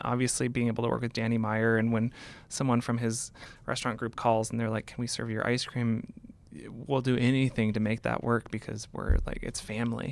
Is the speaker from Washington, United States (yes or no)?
yes; Seattle, Washington, United States; I grew up in Seattle